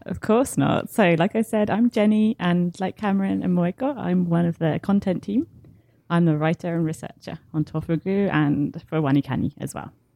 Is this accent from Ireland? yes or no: no; south of England, United Kingdom; I'm, I'm British